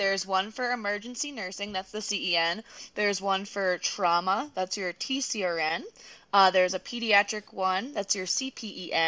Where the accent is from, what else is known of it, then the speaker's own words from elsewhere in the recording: Boston, Massachusetts, United States; moved away as an adult; also born or lived in Gallup, New Mexico / Four Corners region; now in Flagstaff, United States; I'm from Boston originally